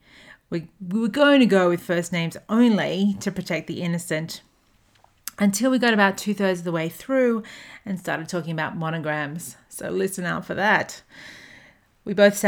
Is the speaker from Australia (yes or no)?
yes; Australia; moved away as an adult; also born or lived in Hong Kong / Durban, South Africa; now in Atlanta, United States; I'm an Australian who currently lives in Atlanta, Georgia, USA